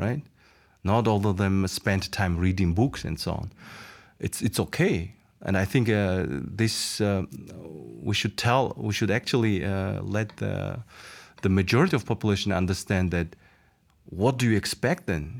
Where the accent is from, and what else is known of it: Mongolia; moved away as an adult; now in Slovakia